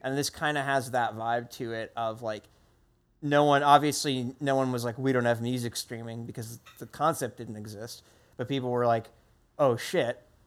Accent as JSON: {"language": "English", "region": "New Jersey", "country": "United States", "tie": "born or raised there", "also_born_or_lived": "Massachusetts", "moved": "yes", "said": "I grew up in New Jersey"}